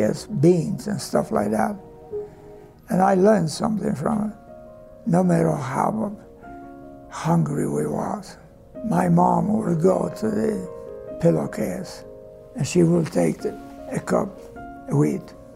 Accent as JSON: {"language": "English", "country": "Croatia", "also_born_or_lived": "Denver, Colorado", "second_language": "English", "moved": "as an adult", "lives_now": "United States"}